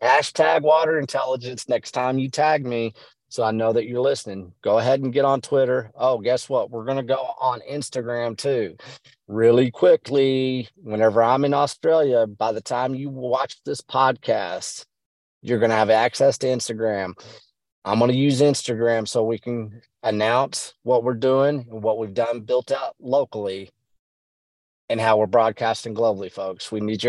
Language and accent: English; West Texas, United States; I'm from West Texas.